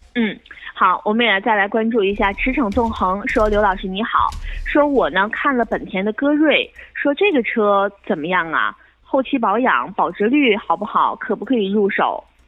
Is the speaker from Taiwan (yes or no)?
no; Northeast China, China; accent: Northeastern; 咱们东北话